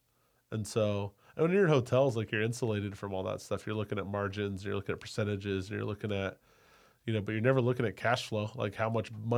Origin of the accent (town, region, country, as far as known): Sacramento, California, United States; born or raised there; moved away as an adult; also born or lived in Cleveland / Napa